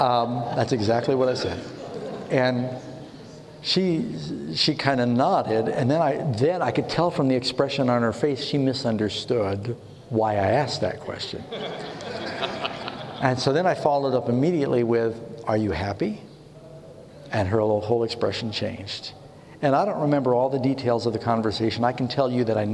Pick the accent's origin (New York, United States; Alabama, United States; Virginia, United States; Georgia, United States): New York, United States; New York City; moved away; I grew up in New York City. My brother and I used to play on 42nd and Broadway growing up